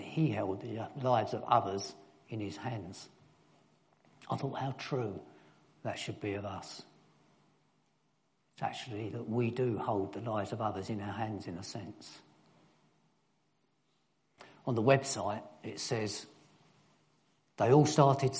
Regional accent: London, United Kingdom; also born or lived in Germany; I was born in East London.

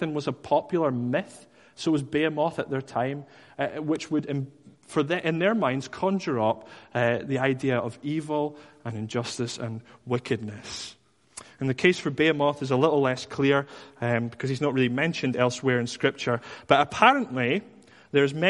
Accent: Dundee, Scotland, United Kingdom; I was from Dundee

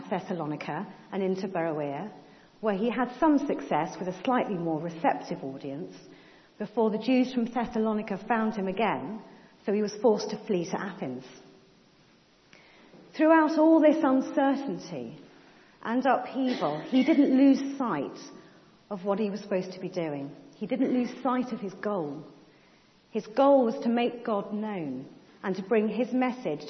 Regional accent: Cambridge, East of England, United Kingdom; When I was growing up in Cambridge

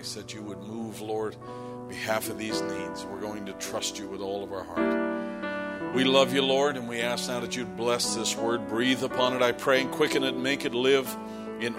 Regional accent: Canada; moved away; As a Canadian

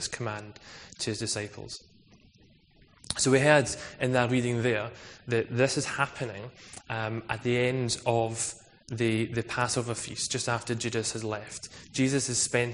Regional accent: Scotland, United Kingdom; I'm also Scottish

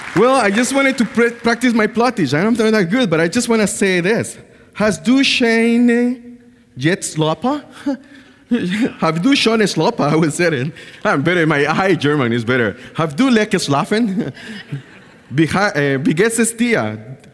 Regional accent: Bluefields, South Caribbean Coast Autonomous Region, Nicaragua; moved away; I was born in Nicaragua, in a clo-, in a place called Blue Fields

